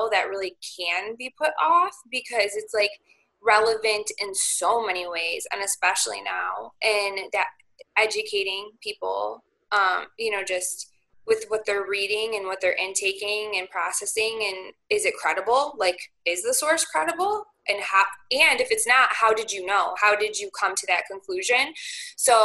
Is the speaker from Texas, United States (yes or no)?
no; Marengo, Illinois, United States; also born or lived in Crystal Lake, Illinois; I grew up in Lake Marengo, right on the outskirts, and then I went to high school in Crystal Lake